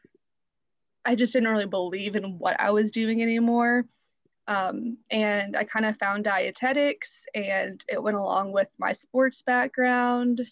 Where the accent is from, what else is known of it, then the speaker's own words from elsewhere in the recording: Southern Indiana, United States; I am originally from Southern Indiana. About 20 miles north of Louisville, Kentucky, and I currently live just across the river from Louisville, Kentucky. So I've been an Indiana girl my whole life.